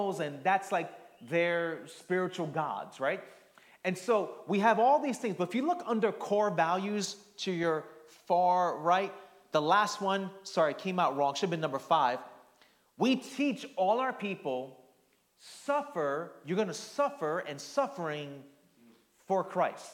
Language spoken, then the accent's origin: English; New York City, New York, United States; moved away; also born or lived in New Jersey; growing up in the Northeast, I was born in Queens, lived in Jersey